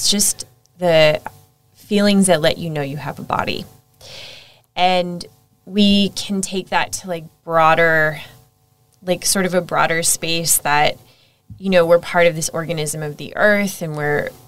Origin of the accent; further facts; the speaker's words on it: United States; moved away as an adult; also born or lived in Egypt / Saudi Arabia / Singapore / Thailand; now in Australia; as you might be able to tell from my outrageous accent, I'm American.